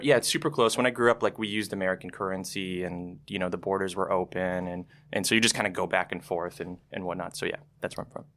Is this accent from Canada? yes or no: yes; Canada; moved away as an adult; also born or lived in Toronto / San Francisco; as a Canadian